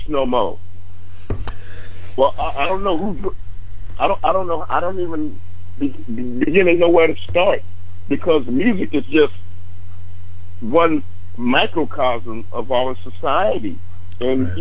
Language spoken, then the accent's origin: English; United States; as an American